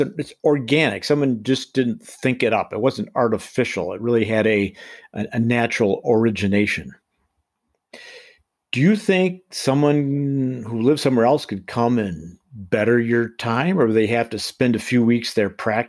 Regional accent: Colorado, United States; I'm from Colorado

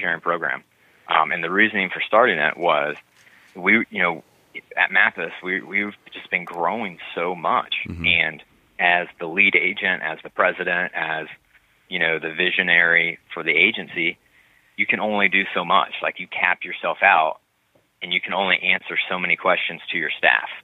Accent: New Albany, Indiana, United States; now in Mount Pleasant, United States; where I grew up in New Albany, Indiana

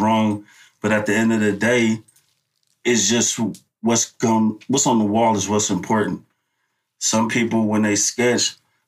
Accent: Oakland, California, United States; I came to the town when I was like 3. Mm-hmm. So I've been here all my life

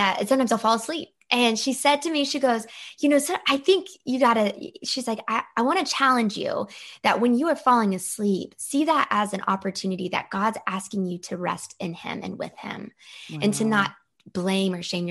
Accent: the South, Georgia, United States; I am from the South, but I'm not your typical Southern belle because my parents both were raised in Ohio and Indiana. They came down to the South in Georgia

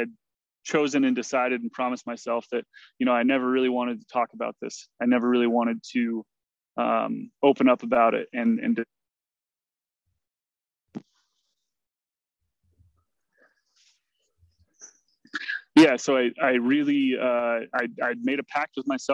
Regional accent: Mount Shasta, California, United States; born and raised in Mount Shasta, California

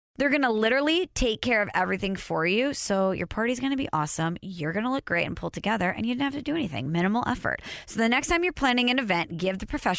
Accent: Illinois, United States; also born or lived in St. Louis; I'm from Illinois, went to Illinois.

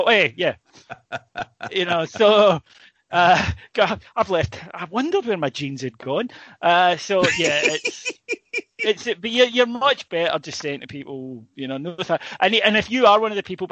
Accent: Scotland, United Kingdom; also born or lived in Northern Ireland; I'm Scottish.

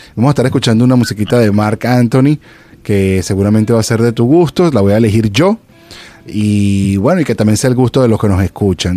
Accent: Venezuela; moved away; also born or lived in Los Angeles; yo soy venezolano

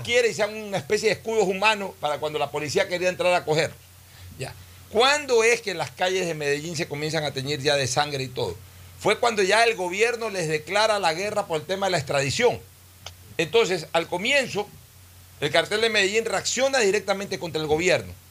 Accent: Ecuador

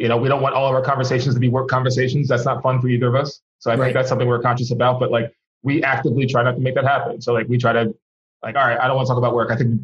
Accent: Philadelphia, Pennsylvania, United States; also born or lived in South Jersey; I grew up in South Jersey in Philly

